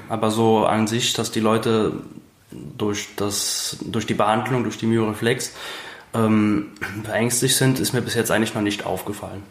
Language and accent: German; Briedel, Rhineland-Palatinate, Germany; Ich komme aus Bredel, das ist direkt bei Zell an der Mosel